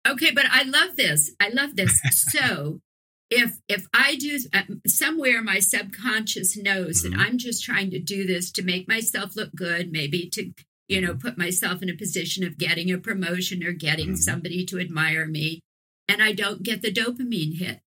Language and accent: English; New Orleans, Louisiana, United States; moved away as an adult; also born or lived in San Francisco Bay Area; when I was living in New Orleans, which is my hometown